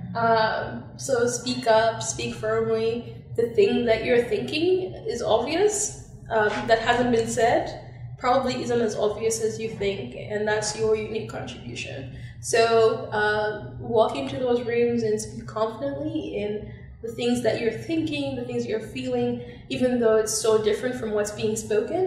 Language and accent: English; Zambia; moved away; growing up in Zambia